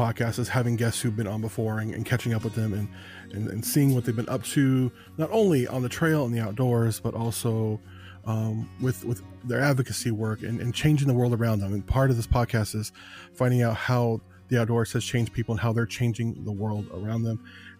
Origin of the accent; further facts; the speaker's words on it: Phoenix, Arizona, United States; also born or lived in Las Vegas, Nevada / southern Oregon; now in Oregon, United States; I lived around there. I lived, I was born in Phoenix, Arizona, and I lived in Las Vegas for years.